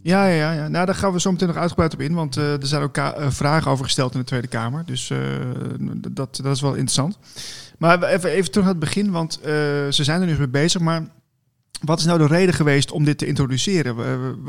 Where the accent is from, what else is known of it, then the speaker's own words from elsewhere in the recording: Netherlands; als Nederlanders zijn eerder van we gaan de barricades op